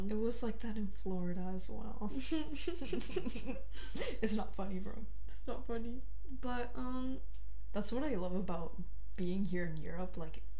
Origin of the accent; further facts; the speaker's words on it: Bogota, Colombia; hot place. I'm from Bogota.